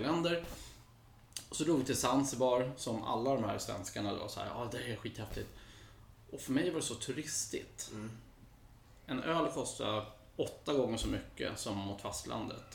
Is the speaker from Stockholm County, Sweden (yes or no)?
yes; Botkyrka, Stockholm County, Sweden; also born or lived in United States / Copenhagen, Denmark; Jag är uppvuxen i, eh, i Hallunda, Norsborg.